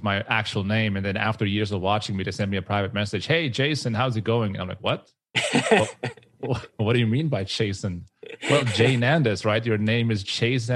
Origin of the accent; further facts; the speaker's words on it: Switzerland; I am from Switzerland